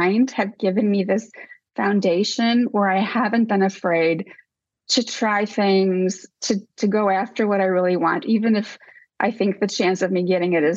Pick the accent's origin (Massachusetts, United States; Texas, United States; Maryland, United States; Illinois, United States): Illinois, United States; Rockford; moved away as an adult; also born or lived in Dubuque, Iowa; Outside Chicago, about an hour outside Chicago. Mm-hmm. And Rockford, Illinois is the city